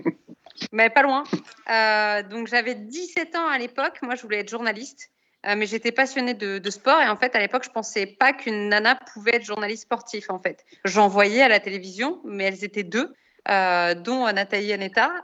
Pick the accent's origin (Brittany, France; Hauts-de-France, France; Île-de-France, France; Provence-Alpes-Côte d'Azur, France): Île-de-France, France; Saint-Germain-en-Laye; J'ai grandi à Saint-Germain-en-Laye